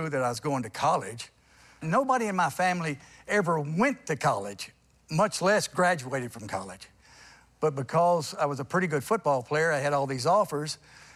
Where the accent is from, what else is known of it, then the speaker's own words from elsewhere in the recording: Port Arthur, Texas, United States; I was born in Port Arthur